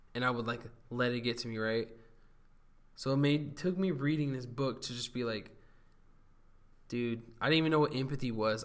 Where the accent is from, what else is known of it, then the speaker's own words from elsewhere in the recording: Huntington Beach, California, United States; now in Long Beach, United States; born and raised in Huntington Beach, California. I now live in Belmont Shore, which is uh, the nicest, nicer part of Long Beach